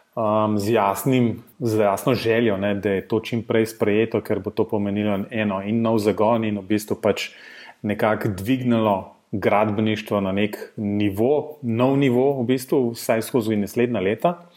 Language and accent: Slovenian; Slovenia